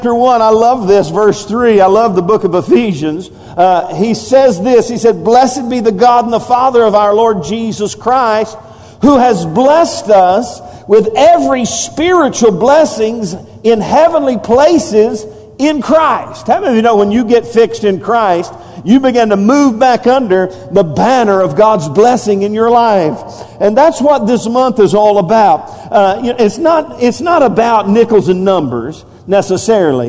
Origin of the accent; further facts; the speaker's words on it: United States; as American